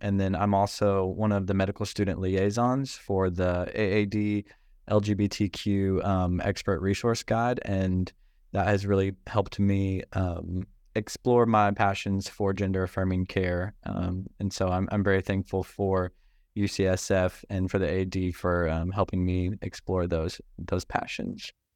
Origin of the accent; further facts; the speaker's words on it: Northeast Arkansas, United States; moved away as an adult; now in San Francisco, United States; I grew up in Northeast Arkansas